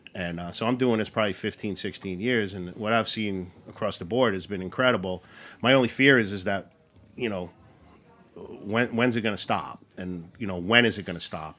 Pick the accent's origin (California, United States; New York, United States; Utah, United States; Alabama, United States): New York, United States; Long Island, Queens; moved away as an adult; also born or lived in Athens, New York; I'm born and raised in Long Island and I grew up in Queens